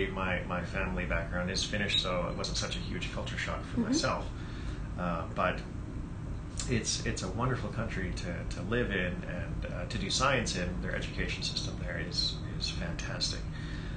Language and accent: English; Vancouver, British Columbia, Canada; I grew up here in the Vancouver area